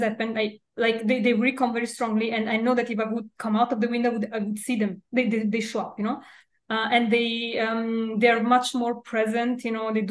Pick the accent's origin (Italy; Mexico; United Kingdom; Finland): Italy; Milan, Lombardy; in Milan, in Italy. Milan, yeah. Okay. And I grew up here